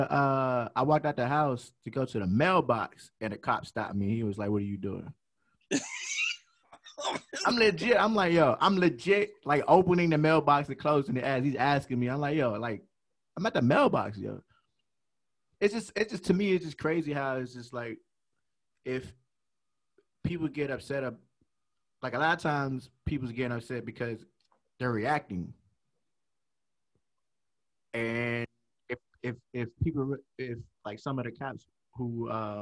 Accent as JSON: {"language": "English", "town": "Radcliff", "region": "Kentucky", "country": "United States", "tie": "born or raised there", "also_born_or_lived": "Germany"}